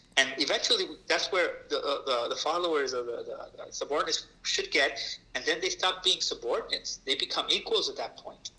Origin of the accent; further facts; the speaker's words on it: New York City, New York, United States; I am a Puerto Rican raised in the South Bronx